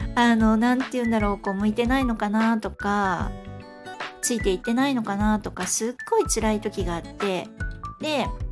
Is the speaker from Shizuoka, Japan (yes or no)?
no; Fukuoka, Japan; moved away; 地元が福岡なんですけど福岡に帰った時に